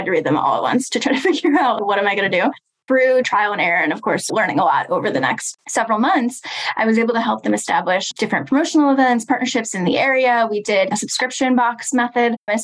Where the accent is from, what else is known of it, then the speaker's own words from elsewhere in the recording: about 45 minutes outside of Chicago, suburbs of Illinois, United States; I was in my hometown in the suburbs of Illinois, about 45 minutes outside of Chicago